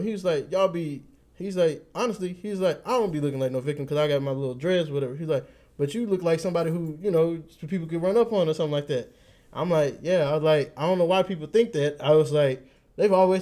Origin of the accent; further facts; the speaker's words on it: Texas, United States; We Texas